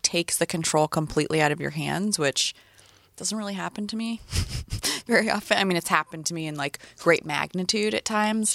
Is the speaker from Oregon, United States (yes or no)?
no; Northern California, United States; born or raised there; also born or lived in San Diego